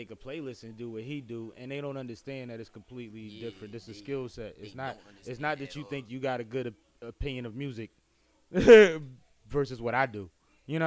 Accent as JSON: {"language": "English", "town": "Philadelphia", "region": "Pennsylvania", "country": "United States", "said": "I'm from Uptown, too"}